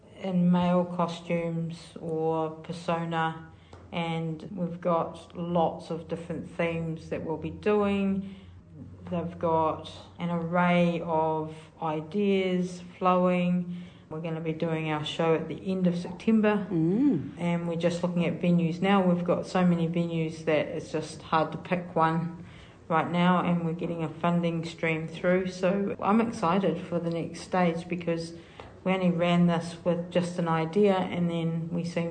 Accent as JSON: {"language": "English", "town": "Hamilton", "region": "Waikato", "country": "New Zealand", "also_born_or_lived": "South Auckland", "said": "I'm from Kirikiri Roa, but born up in South Auckland"}